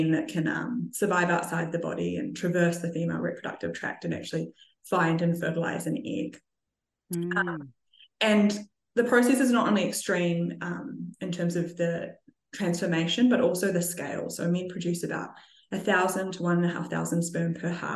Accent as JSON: {"language": "English", "country": "New Zealand", "tie": "born or raised there", "said": "I grew up in New Zealand in a winemaking family"}